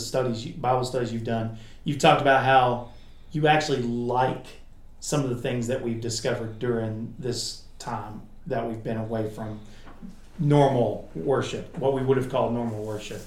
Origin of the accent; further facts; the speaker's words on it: United States; as Americans